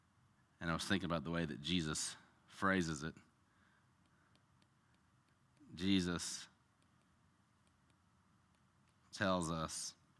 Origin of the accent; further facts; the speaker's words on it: the South, United States; This is what I do every single day. I'm from the South